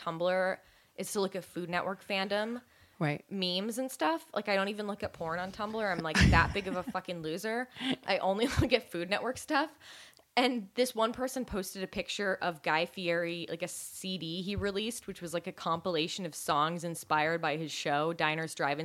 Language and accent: English; Marin County, California, United States; my hometown of Marin County